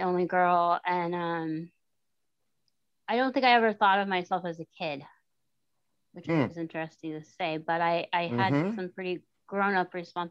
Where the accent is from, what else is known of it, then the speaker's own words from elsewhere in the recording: Golden, Colorado, United States; moved away as an adult; also born or lived in Silver Plume, Colorado / Morrison, Colorado / Denver, Colorado; now in Florida, United States; Okay. Well, I'm a Colorado native. I was born and raised in Colorado.